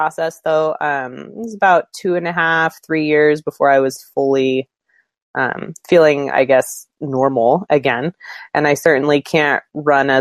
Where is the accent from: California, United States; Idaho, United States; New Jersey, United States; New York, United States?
Idaho, United States; moved away as an adult; now in Alaska, United States; I grew up in Idaho